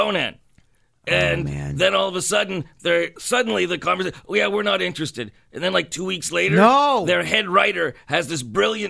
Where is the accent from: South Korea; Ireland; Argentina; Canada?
Canada; and we're Canadian, we don't have time for